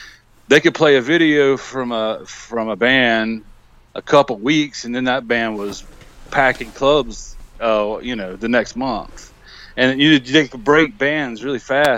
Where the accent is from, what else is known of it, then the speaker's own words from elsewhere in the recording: United States; being an American